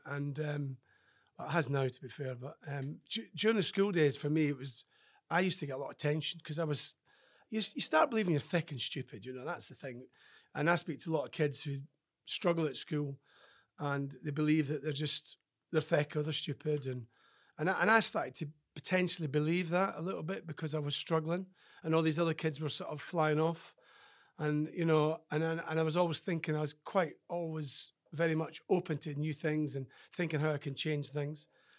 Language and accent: English; Scotland, United Kingdom; Do you know, my life was pretty good as a farmer's son.